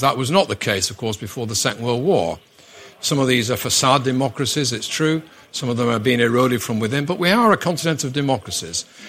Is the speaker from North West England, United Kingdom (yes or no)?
yes; Manchester, North West England, United Kingdom; primarily Mancunian from Manchester